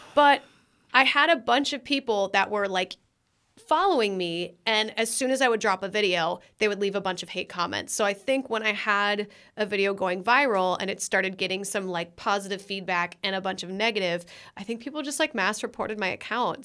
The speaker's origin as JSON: {"language": "English", "region": "Minnesota", "country": "United States", "tie": "born or raised there", "also_born_or_lived": "Florida / Los Angeles", "moved": "yes", "said": "born and raised in Minnesota"}